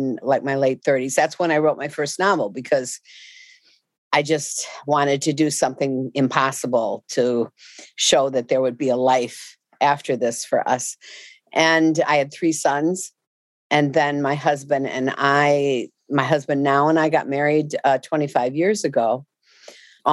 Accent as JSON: {"language": "English", "town": "Chicago", "region": "Illinois", "country": "United States", "tie": "born or raised there", "said": "I grew up in Chicago, on the west side of Chicago"}